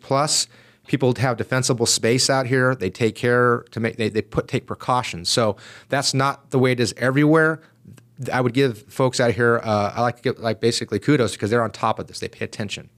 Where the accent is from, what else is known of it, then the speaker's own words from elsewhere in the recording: San Diego, California, United States; I grew up in East County of San Diego. So okay. I'm an East County guy.